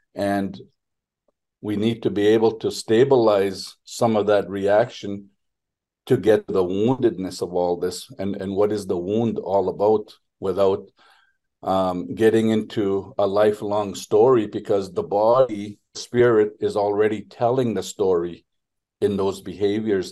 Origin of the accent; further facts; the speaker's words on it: Nigigan First Nation, northwestern Ontario, Canada; now in Ottawa, Canada; I come from Nigigunt First Nation in northwestern Ontario, which is part part of uh, Treaty Three